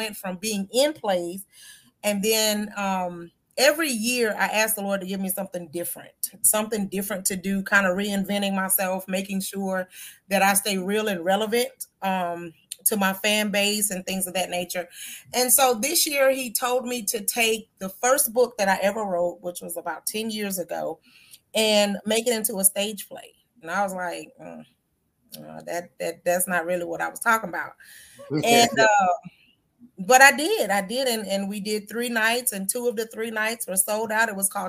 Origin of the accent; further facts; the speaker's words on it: Georgia, United States; also born or lived in Oklahoma / Europe; Well, I was born in Oklahoma. I was raised in Europe. I was reared in Georgia.